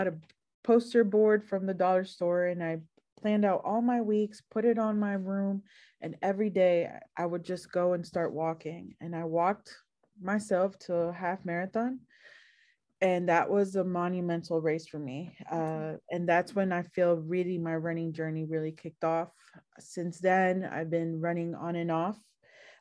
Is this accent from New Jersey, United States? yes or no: no; Northern Virginia, United States; also born or lived in Washington, D.C.; now in Marietta, United States; I was born in Washington, D.C., raised in Northern Virginia